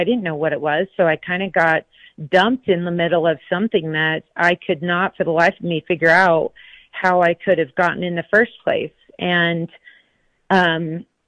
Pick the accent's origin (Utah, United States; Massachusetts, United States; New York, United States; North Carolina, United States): Utah, United States; Grantsville; I grew up here in Utah, out in Grantsville, Utah